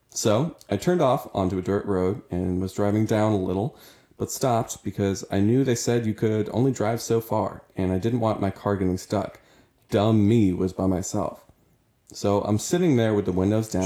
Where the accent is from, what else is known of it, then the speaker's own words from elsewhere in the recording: New Jersey, United States; I was born in New Jersey